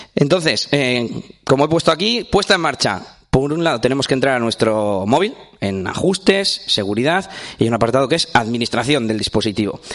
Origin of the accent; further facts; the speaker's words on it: Espinosa de los Monteros, Castile and León, Spain; vengo de, bueno, de Burgos, de Burgos, porque yo soy de Burgos, eh, de Espinosa de los Monteros concretamente.